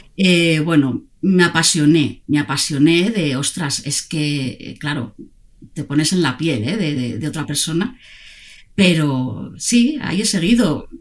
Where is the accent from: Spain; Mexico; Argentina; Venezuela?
Spain; Zaragoza, Aragon; moved away as an adult; now in Barcelona, Spain; somos de la misma tierra, eh, los dos venimos de Zaragoza